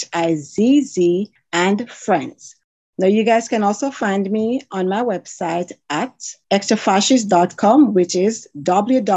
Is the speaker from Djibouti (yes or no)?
no; Jamaica; moved away; I grew up in Jamaica